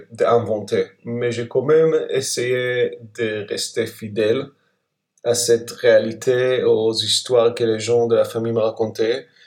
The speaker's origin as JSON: {"language": "French", "country": "Israel", "tie": "born or raised there", "said": "je pense que quand j'ai grandi en Israël, on, cette partie était, je veux dire, la place des nationalités palestiniennes, en fait, n'était pas racontée."}